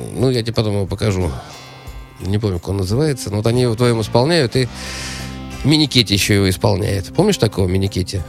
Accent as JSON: {"language": "Russian", "region": "Saint Petersburg", "country": "Russia", "said": "я из Петербурга"}